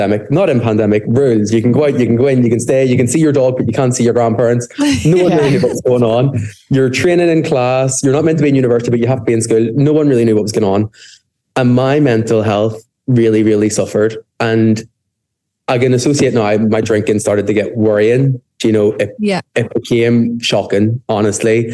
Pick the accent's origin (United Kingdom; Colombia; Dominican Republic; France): United Kingdom; Belfast, Northern Ireland; I'm from Belfast, if the accent didn't give that away already.